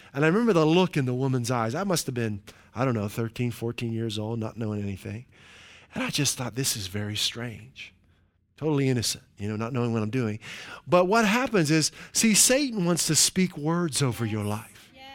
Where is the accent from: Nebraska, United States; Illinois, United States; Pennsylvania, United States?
Pennsylvania, United States; Western; where I grew up in Western Pennsylvania